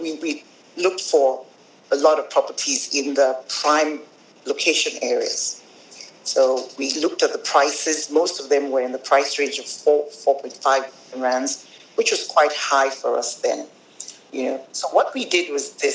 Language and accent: English; Nigeria; moved away as an adult; now in South Africa; I am from Nigeria. My father is Nigerian